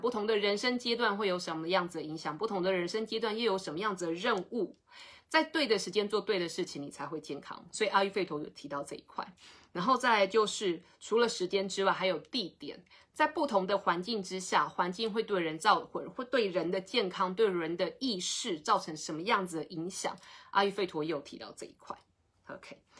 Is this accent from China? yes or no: no; Taiwan; 我们台湾人